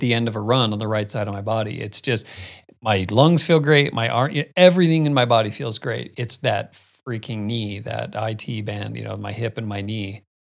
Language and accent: English; Arizona, United States; moved away; I grew up in Arizona